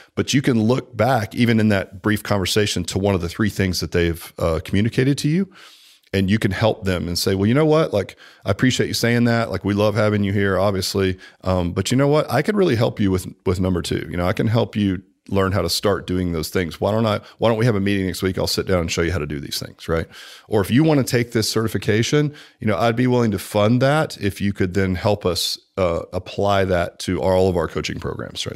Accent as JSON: {"language": "English", "town": "Dallas", "region": "Texas", "country": "United States", "moved": "yes", "said": "I'm from Dallas, man. I mean, I've been here longer than you"}